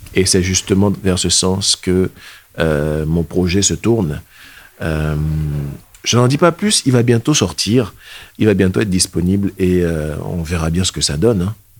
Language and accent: French; Benin; moved away as an adult; also born or lived in Germany; now in Caen, France; Je suis originaire du Bénin. Je suis bénino-allemand.